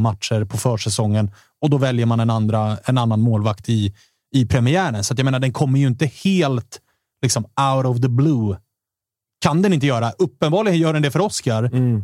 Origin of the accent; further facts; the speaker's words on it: Stockholm, Stockholm County, Sweden; vi stockholmare